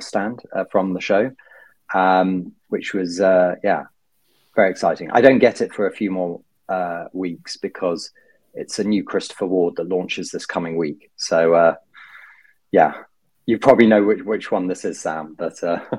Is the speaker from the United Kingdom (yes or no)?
yes; United Kingdom; being a Brit abroad